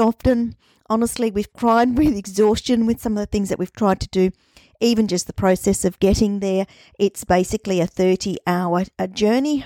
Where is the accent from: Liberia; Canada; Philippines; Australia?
Australia; also born or lived in Newcastle, Australia / Brittany, France; I'm an Australian